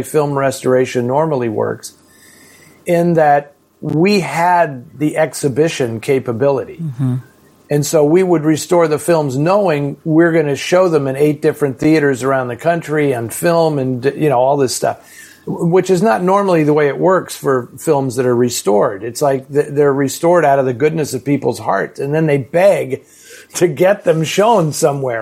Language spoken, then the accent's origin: English; San Francisco, California, United States; where I grew up in San Francisco